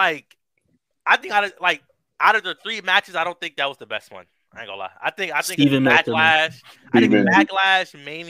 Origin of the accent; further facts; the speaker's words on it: United States; I'm an American, okay?